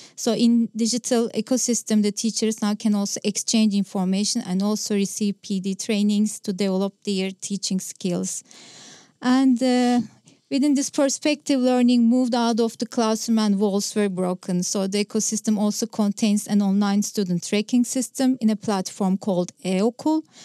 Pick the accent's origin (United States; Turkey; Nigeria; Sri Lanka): Turkey; Istanbul; first language Turkish; English is a second language; I'm from Istanbul, Turkey